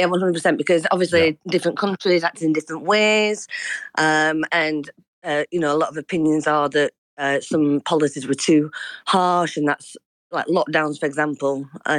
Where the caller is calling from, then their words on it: Yorkshire and the Humber, United Kingdom; North Yorkshire in England.